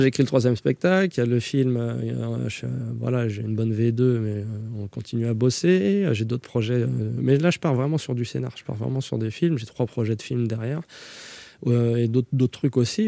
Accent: Saint-Denis, Île-de-France, France; also born or lived in Connecticut, United States; j'ai grandi à Saint-Denis avec des Yougos, des, des, Antillais

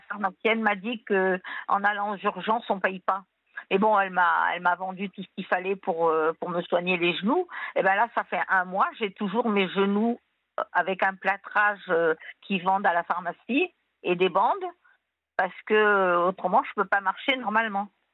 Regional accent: Tunisia; now in France; Moi, je viens de Tunisie

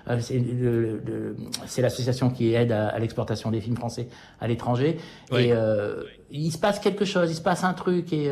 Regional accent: United States; French is a second language; now in France; Et moi, en tant qu'Américain et en tant qu'observateur du cinéma Hollywood, je jalouse ça

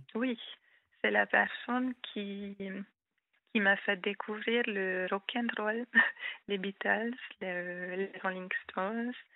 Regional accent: Hungary; first language Hungarian; French is a second language; moved away as an adult; also born or lived in Rhône-Alpes, France; now in France; je suis hongroise

